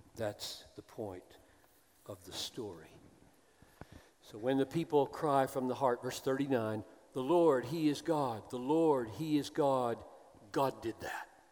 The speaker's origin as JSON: {"language": "English", "region": "the South", "country": "United States", "tie": "born or raised there", "said": "as an American who grew up in the South"}